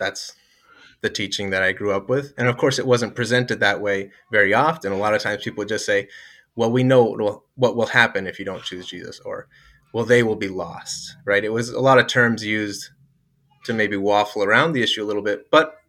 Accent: Bolivia; Yeah, so I grew up in Bolivia. My family moved there when I was 3 to be missionaries with South America Mission, and I generally loved it.

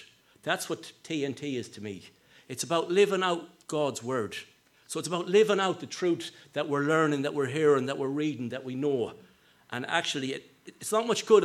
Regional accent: Sligo, Connacht, Ireland; I'm from Sligo

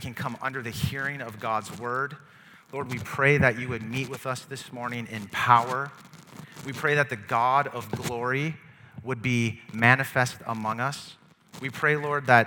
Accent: Detroit, Michigan, United States; the Pontiac Silverdome by where I grew up in Detroit.

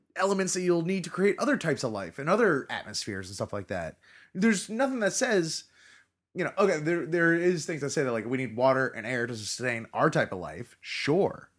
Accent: Florida, United States; I was born and live in Florida

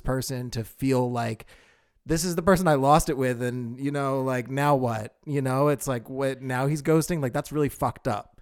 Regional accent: Pennsylvania, United States; I'm originally from Pennsylvania

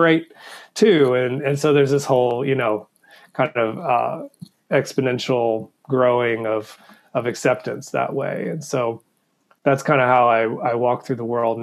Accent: the South, United States; I grew up in the South

